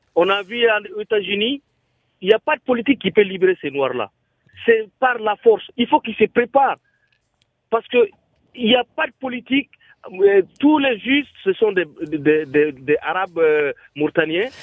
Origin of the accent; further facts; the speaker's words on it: Côte d’Ivoire; je suis issu de la Côte d'Ivoire depuis tout petit.